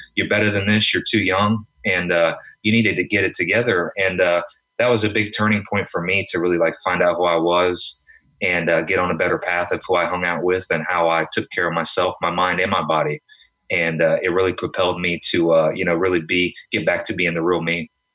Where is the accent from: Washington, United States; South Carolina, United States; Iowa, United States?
South Carolina, United States; moved away as an adult; also born or lived in Florida / New York; now in Los Angeles, United States; I'm from South Carolina.